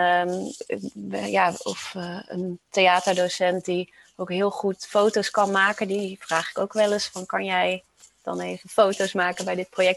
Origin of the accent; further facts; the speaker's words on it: Roosendaal, North Brabant, Netherlands; also born or lived in Rotterdam; ik kom uit Roosendaal